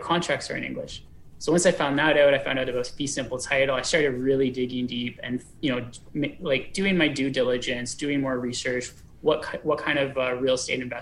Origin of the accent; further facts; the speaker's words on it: Canada; as a Canadian citizen